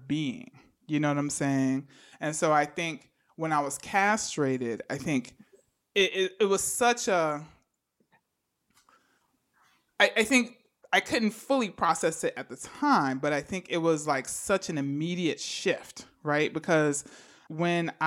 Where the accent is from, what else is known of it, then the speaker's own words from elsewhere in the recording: New York City, New York, United States; I was growing up in the Bronx, you know, during the crack epidemic